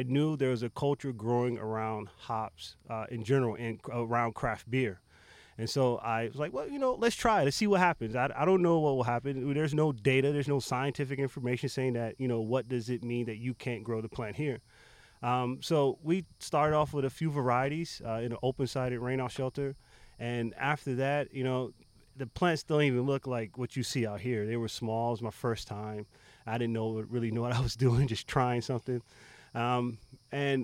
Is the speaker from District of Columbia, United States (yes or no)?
no; Belle Glade, Florida, United States; now in Orlando, United States; born in a small town, Belgrade, Florida. Shout out to Muck City.